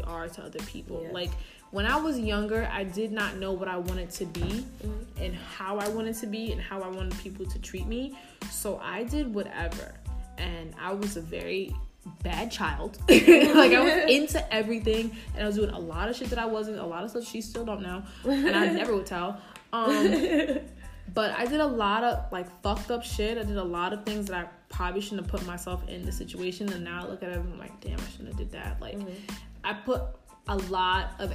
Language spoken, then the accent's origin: English; New York City, New York, United States; I'm all from the Bronx.